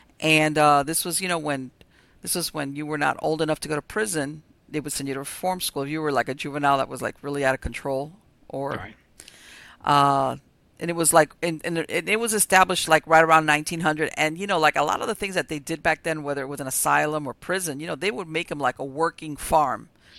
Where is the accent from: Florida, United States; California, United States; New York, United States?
Florida, United States; Miami; I was born and raised here in Miami. And, you know, here it's not only hot, it's very humid.